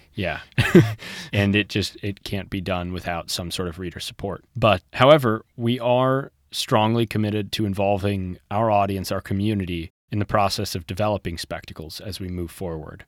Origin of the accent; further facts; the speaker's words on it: Kansas City, Missouri, United States; now in Santa Monica, United States; I'm from Kansas City, Missouri originally